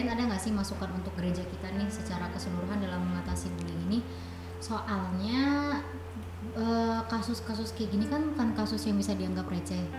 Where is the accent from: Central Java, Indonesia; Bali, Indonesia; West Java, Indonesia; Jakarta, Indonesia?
Central Java, Indonesia; Batang; kan saya orang Batang.